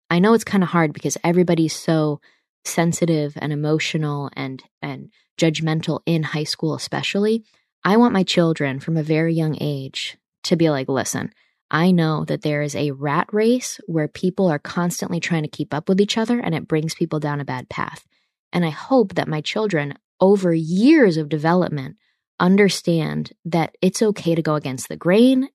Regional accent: New York, United States; I'm from the Northeast, so I'm not from a, a Southern state where a lot of people just go to the big state school and it's cool. In New York State, it's different

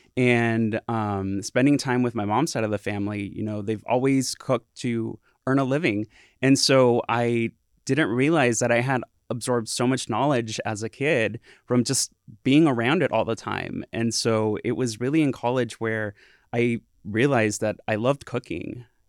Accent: Santa Ana, California, United States; also born or lived in Humboldt State (Arcata, California); I grew up in Southern California, in Santana, and I was there for eighteen years

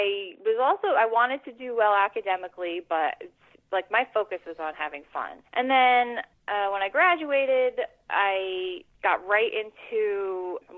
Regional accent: New Jersey, United States; also born or lived in New York City; I am from New Jersey. I live in New Jersey. I grew up here

